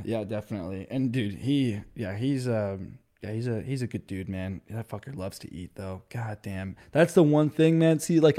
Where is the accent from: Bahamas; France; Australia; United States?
France; like, I'm French, so I grew up in French parents and everything, and dude, French people do not eat anything spicy at all.